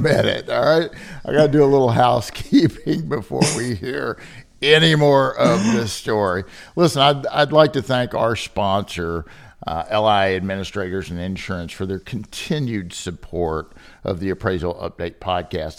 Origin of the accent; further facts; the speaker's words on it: Kentucky, United States; moved away as an adult; also born or lived in Chicago; originally born and raised in Kentucky, where I'm sitting today